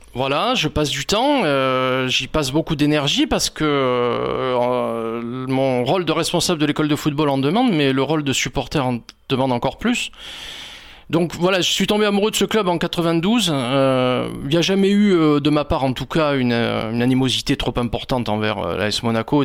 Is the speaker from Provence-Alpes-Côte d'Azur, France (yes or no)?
yes; Nice, Provence-Alpes-Côte d'Azur, France; je suis niçois et très fier d'être niçois et de ma ville